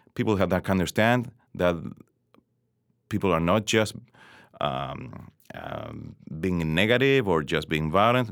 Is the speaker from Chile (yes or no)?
yes; Chile; I grew up, uh, in Chile in the late seventies, seventies and eighties